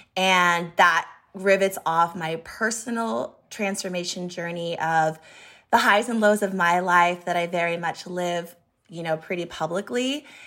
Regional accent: Montana, United States; moved away; also born or lived in Boise, Idaho; I moved to Boise. I'm from Montana

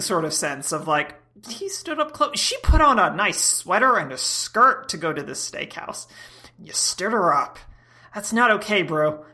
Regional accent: Georgia, United States; I come from Georgia where we, we vet potential dates with shotguns.

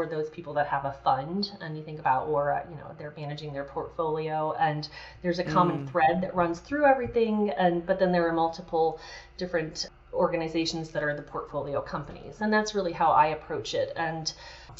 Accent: Colorado, United States; growing up in Colorado

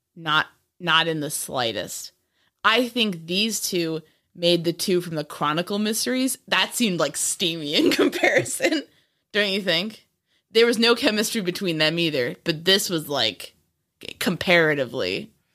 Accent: Bronxville, New York, United States; Bronxville, New York

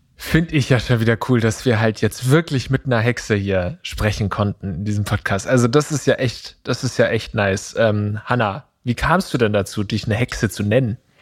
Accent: Eppingen, Baden-Württemberg, Germany; meiner Heimatstadt Epping

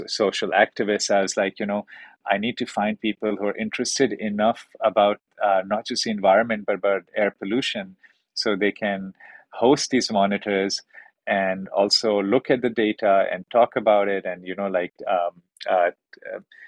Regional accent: Karachi, Sindh, Pakistan; moved away; also born or lived in Beijing, China; I'm from Karachi

